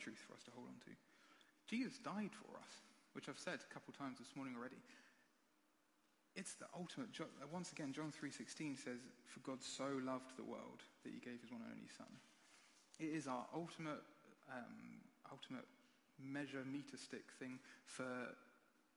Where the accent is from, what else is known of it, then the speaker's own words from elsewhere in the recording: United Kingdom; We're British